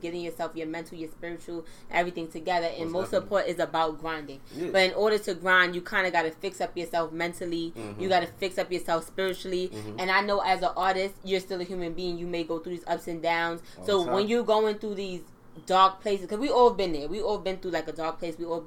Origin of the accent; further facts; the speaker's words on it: New York City, New York, United States; moved away as an adult; now in Long Island, United States; I'm from Brooklyn, but I moved out here a couple years ago